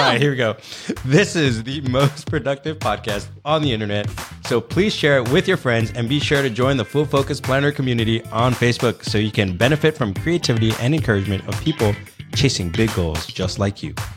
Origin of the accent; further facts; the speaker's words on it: New York City, New York, United States; I was born and raised in New York City.